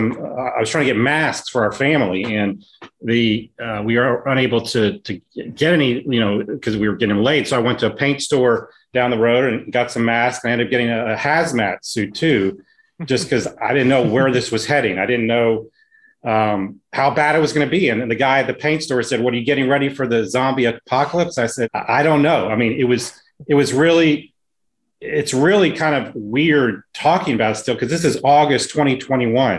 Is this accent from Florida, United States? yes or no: yes; Tallahassee, Florida, United States; also born or lived in Miami, Florida; I'm a Florida native, second generation Florida native, and I grew up in all over. I was born in Miami. I grew up in Tallahassee